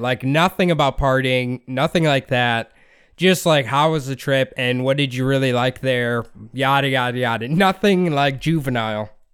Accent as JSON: {"language": "English", "region": "Iowa", "country": "United States", "tie": "born or raised there", "said": "we grew up in Iowa"}